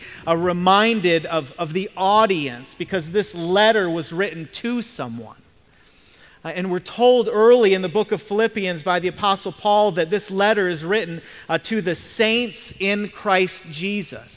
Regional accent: Michigan, United States; moved away; I'm from Michigan, and so I'm a Detroit Lions fan

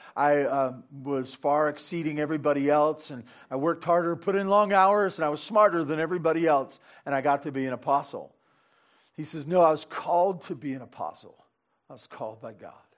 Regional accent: Santa Barbara, California, United States; growing up in Santa Barbara on the wrong side of the freeway

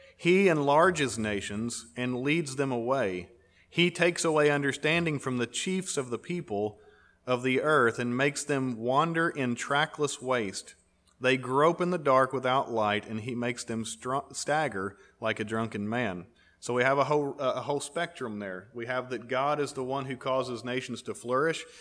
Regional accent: United States; We're American

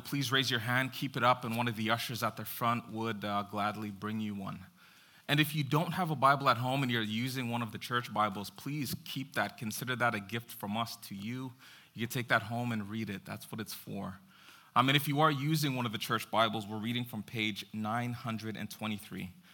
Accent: Jamaica; I am Jamaican

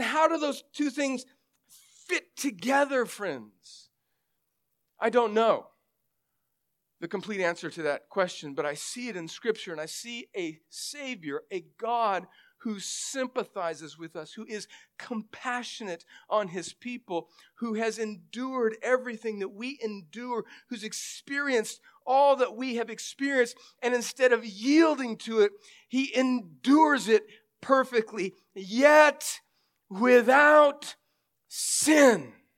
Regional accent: California, United States; moved away; I grew up in California. Most of my family is still there

